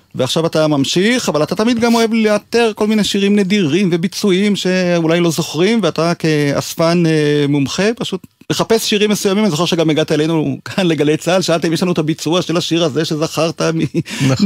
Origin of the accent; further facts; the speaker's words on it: Israel; שגדל בקיבוץ